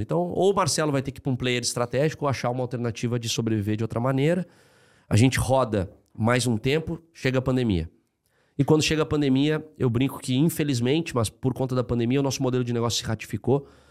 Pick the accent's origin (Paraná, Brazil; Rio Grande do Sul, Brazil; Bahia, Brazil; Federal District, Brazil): Rio Grande do Sul, Brazil; moved away; Eu sou gaúcho